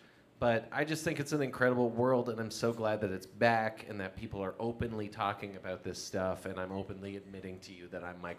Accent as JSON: {"language": "English", "region": "Ontario", "country": "Canada", "moved": "yes", "lives_now": "Nova Scotia, Canada", "said": "we both live here, and we're both from Ontario."}